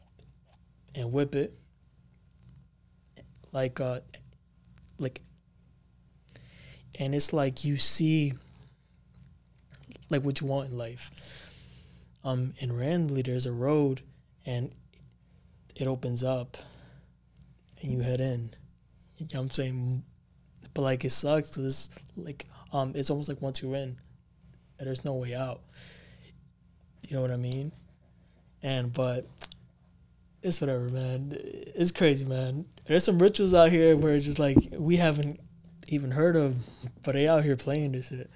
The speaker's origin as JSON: {"language": "English", "town": "New York City", "region": "New York", "country": "United States", "said": "I'm from Bronx"}